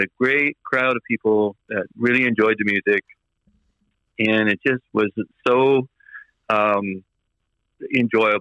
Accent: Burgeo, Newfoundland and Labrador, Canada; also born or lived in Francois, Newfoundland and Labrador / Ramea, Newfoundland and Labrador; Burgio is really my hometown. It's where I really grew up in my mind.

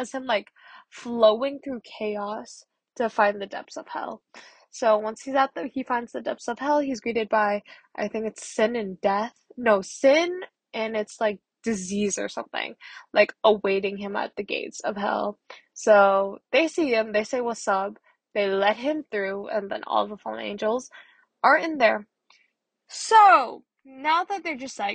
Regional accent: Philippines; I'm Filipino

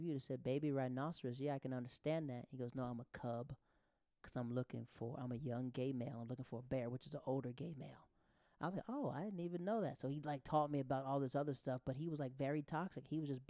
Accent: the South, United States; also born or lived in Europe; I am from the South.

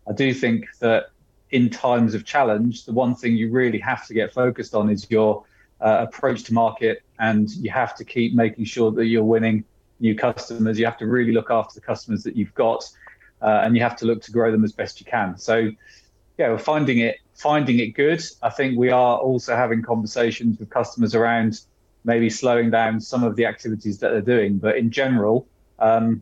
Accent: Oxford, South East England, United Kingdom; moved away as an adult; also born or lived in Leicester; I'm actually from Oxford

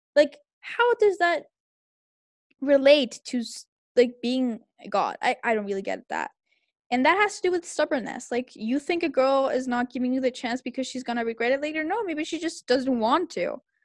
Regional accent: Santiago, Santiago Metropolitan Region, Chile; I was raised in Santiago

